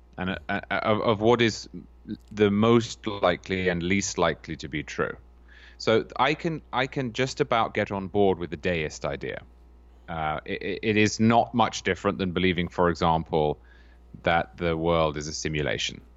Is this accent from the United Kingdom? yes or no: yes; Cambridge, East of England, United Kingdom; I'm from Cambridge in England